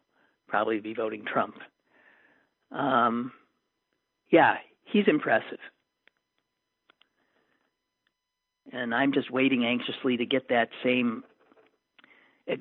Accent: Green Bay, Wisconsin, United States; my hometown of Green Bay

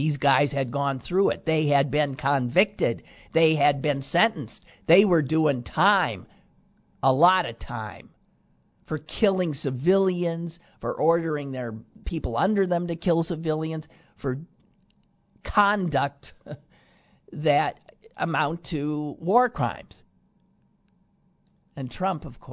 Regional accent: Green Bay, Wisconsin, United States; my hometown of Green Bay, Wisconsin

